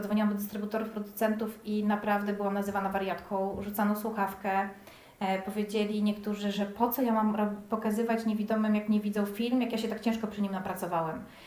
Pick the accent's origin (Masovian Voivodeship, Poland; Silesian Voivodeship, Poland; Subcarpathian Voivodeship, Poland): Masovian Voivodeship, Poland; Płock; now in Warsaw, Poland; zamieszkałam w Warszawie, bo jestem ogólnie z Płocka